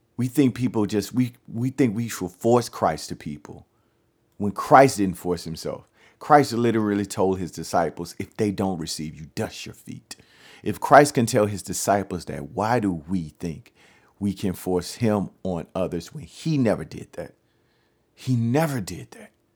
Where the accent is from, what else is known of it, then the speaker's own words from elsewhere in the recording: Louisiana, United States; I'm from Louisiana